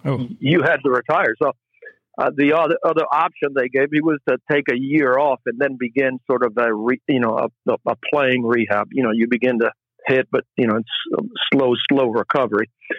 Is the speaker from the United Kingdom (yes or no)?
no; Puerto Rico; Oh yeah. Yeah. We came every summer.